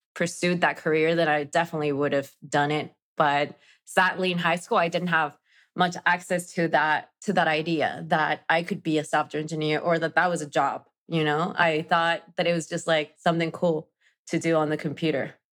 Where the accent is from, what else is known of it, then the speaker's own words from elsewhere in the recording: Mexico; English is a second language; moved away as an adult; now in New York, United States; I am originally from Mexico. I am now based in New York